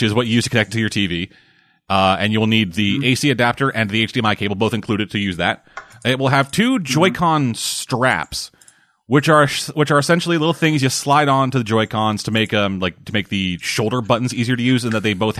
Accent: Canada; I'm Canadian

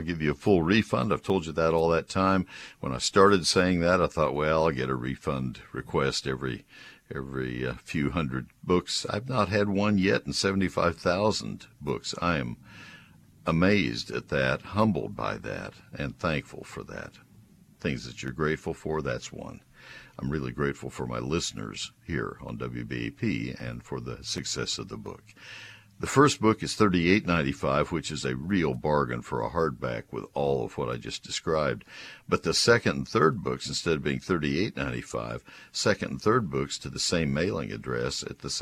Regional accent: Texas, United States

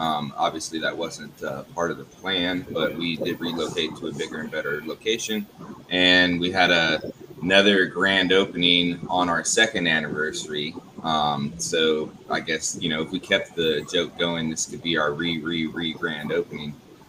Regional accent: Gainesville, Florida, United States; also born or lived in California; I was born in 87. But when I went out to California and I told people I was from Gainesville, Florida

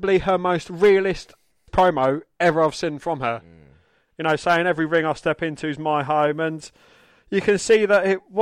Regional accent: England, United Kingdom; we are English

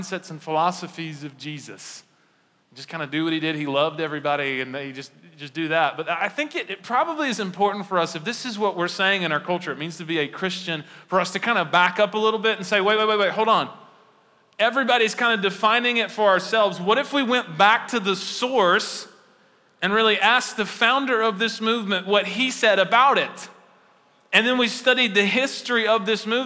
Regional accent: United States; I'm an American

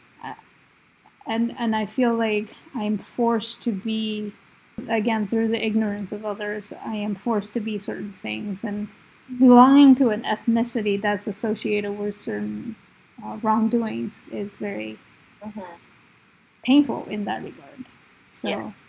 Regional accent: United States; I grew up in the States

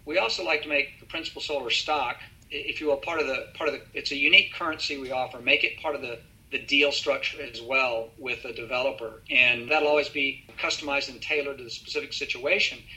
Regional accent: Texas, United States; being a Texan

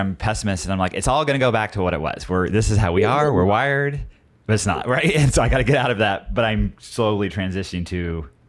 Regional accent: Southern Oregon, United States; I grew up in Southern Oregon.

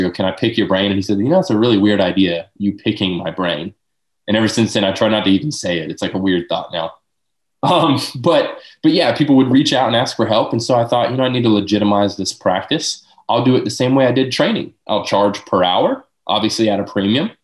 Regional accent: Lakeland, Florida, United States; born and raised in Lakeland

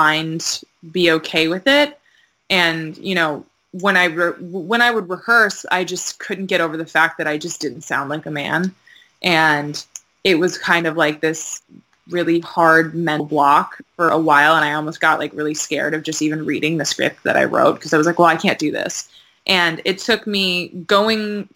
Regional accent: Maryland, United States; moved away; I'm from Maryland originally, which is kind of South

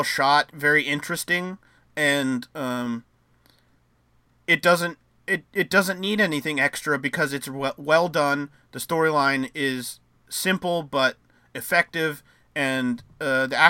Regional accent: United States; as an American

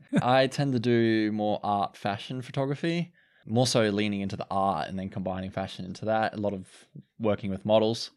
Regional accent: Cairns, Queensland, Australia; I'm being from Cairns.

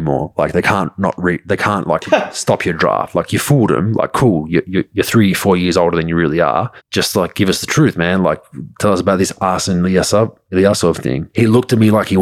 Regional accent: Australia; I'm Croatian background from Australia. So I speak Croatian in my family

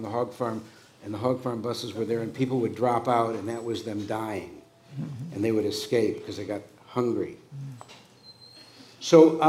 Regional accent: Detroit, Michigan, United States; moved away; also born or lived in San Francisco; I'm from Detroit, Michigan.

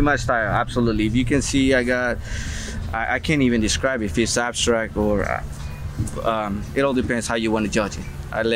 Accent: Highlands, New Jersey, United States; I'm from Highlands.

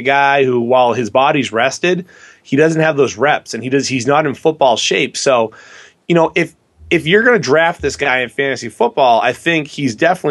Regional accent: New England, United States; I'm from New England. We have a weird accent.

